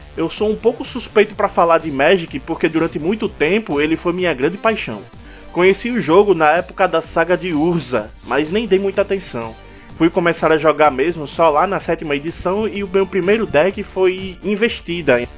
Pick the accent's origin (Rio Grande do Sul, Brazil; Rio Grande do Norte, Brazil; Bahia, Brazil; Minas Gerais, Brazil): Rio Grande do Norte, Brazil; Natal; nós três aqui somos de Natal, Rio Grande do Norte